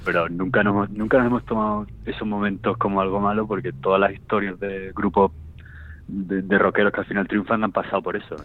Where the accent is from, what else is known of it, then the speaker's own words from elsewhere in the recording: Seville, Andalusia, Spain; soy de Sevilla